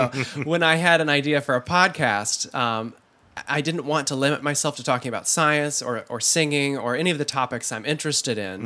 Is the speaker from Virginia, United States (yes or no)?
no; Holland, Michigan, United States; I was raised in Holland, Michigan, one of the most conservative counties in the United States